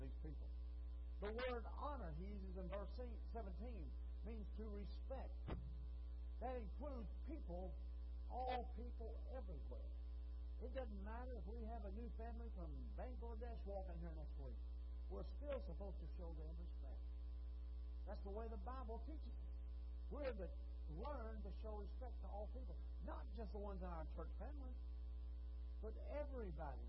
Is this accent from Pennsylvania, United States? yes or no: no; Texas, United States; I've been Texan all my life